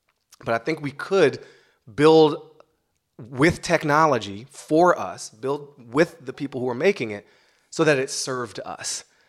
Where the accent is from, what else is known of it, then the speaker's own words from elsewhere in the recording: United States; I'm an American